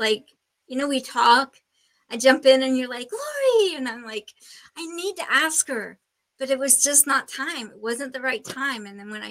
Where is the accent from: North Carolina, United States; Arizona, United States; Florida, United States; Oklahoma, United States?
Oklahoma, United States; We're from Oklahoma